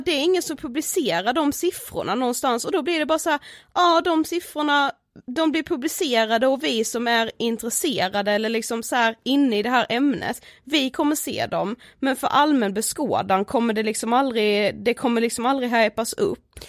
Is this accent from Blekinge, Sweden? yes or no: yes; Karlshamn, Blekinge, Sweden; now in Stockholm, Sweden; jag kommer ifrån eh, Karlshamn, bor i Stockholm